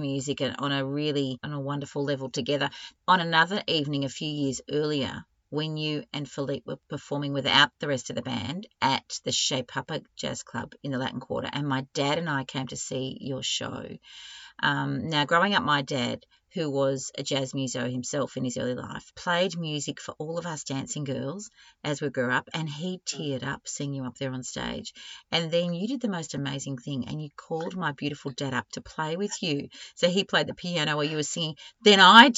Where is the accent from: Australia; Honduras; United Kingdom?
Australia